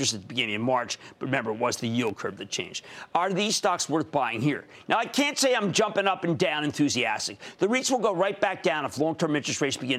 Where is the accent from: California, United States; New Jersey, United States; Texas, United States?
New Jersey, United States; my home state of New Jersey